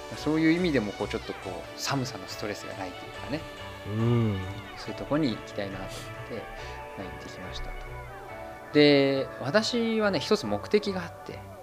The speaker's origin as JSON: {"language": "Japanese", "region": "Saitama", "country": "Japan", "tie": "born or raised there", "moved": "as an adult", "lives_now": "Germany", "said": "玉生まれ埼玉育ち"}